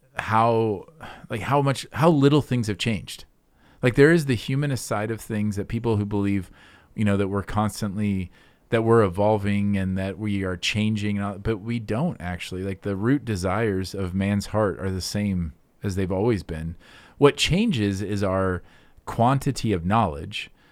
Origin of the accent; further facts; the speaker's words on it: Midwest, United States; me being a Midwesterner, like a, a grumbly Midwesterner